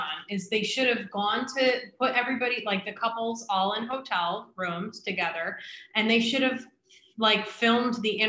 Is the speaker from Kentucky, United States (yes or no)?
no; Rochester, New York, United States; I'm obsessed with Mormons because I'm from Rochester.